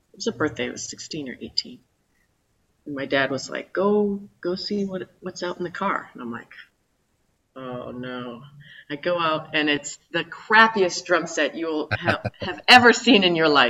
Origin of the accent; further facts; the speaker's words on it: Calgary, Alberta, Canada; moved away; also born or lived in New York; I was born and raised in Calgary, Alberta, on the west side in the mountains.